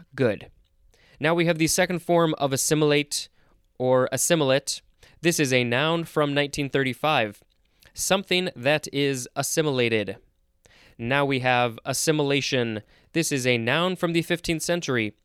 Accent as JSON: {"language": "English", "country": "United States", "said": "I'm saying that as an American"}